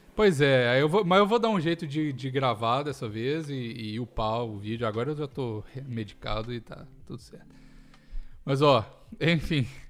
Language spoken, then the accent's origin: Portuguese; Minas Gerais, Brazil; moved away; eu como mineiro Mas... de carteirinha